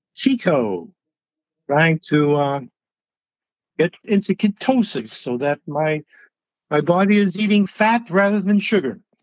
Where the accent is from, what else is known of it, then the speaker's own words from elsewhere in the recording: Georgetown, Massachusetts, United States; also born or lived in New England; That's Georgetown. That's my hometown